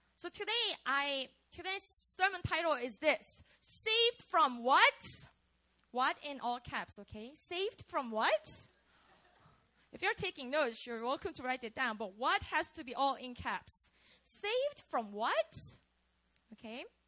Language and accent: English; Busan, South Korea; moved away; I grew up in Korea. So I lived in a city called Busan.